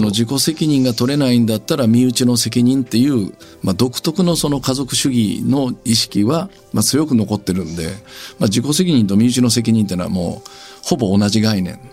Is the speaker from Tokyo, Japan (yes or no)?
no; Kitakyushu, Fukuoka, Japan; 北九州から来ました